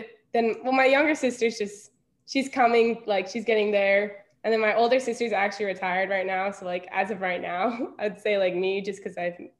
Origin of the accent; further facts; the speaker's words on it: Evergreen, Colorado, United States; I am from Denver, Colorado, but my family is originally from Moscow, Russia.